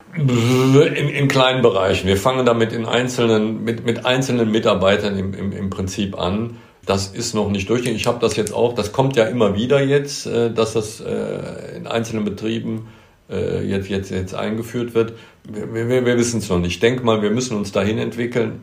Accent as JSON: {"language": "German", "town": "Bonn", "region": "North Rhine-Westphalia", "country": "Germany", "tie": "born or raised there", "said": "ich bin hier in Bad Godesberg, das ist ein Stadtteil von, von Bonn geboren. Das ist meine Heimat. Hier bin ich zu Hause, hier gibt es eine Godesburg, da habe ich als Kind gespielt"}